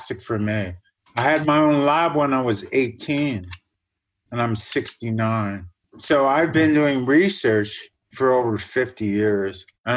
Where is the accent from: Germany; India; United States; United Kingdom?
Germany; now in Canada; I was born in Germany, an area northwest of Hamburg that built all the dikes and basically grew all the fruit for the whole country